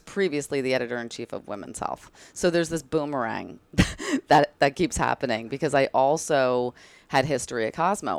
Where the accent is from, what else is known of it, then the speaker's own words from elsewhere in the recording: Bridgewater, New Jersey, United States; moved away as an adult; also born or lived in North Carolina; now in New York, United States; I grew up in that exotic place called New Jersey, across the Hudson, um, in a town called Bridgewater, and I spent basically my whole life there until I moved to New York after college